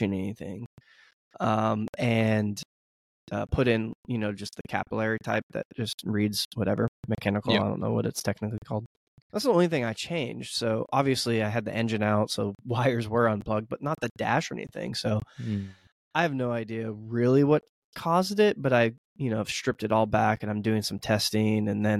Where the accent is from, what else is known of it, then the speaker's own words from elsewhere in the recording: United States; I'm an American